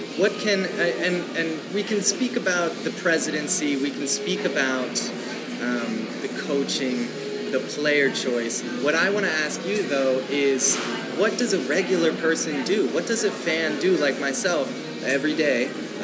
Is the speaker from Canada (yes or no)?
no; Tokyo, Japan; born there; I was born in Tokyo.